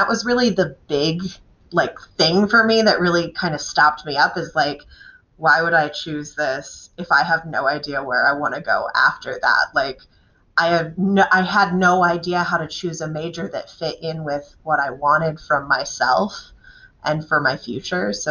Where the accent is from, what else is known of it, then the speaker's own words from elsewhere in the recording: Dryden, New York, United States; I grew up in Dryden, New York